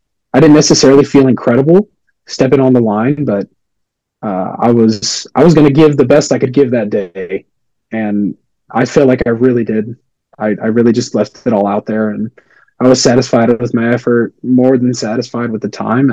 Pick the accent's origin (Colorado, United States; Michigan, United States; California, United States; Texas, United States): Texas, United States; San Antonio; I'm from San Antonio, so it's like it's hot down here